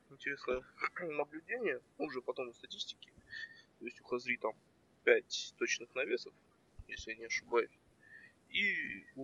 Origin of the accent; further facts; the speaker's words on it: Karaganda, Karaganda Region, Kazakhstan; я из Казахстана, с, с города Герой Караганда.